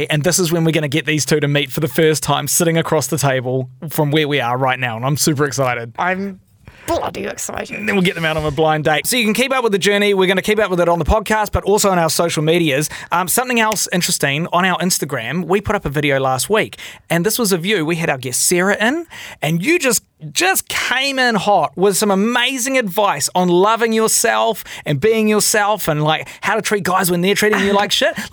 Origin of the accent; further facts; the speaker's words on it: Scotland, United Kingdom; I am a Scotsman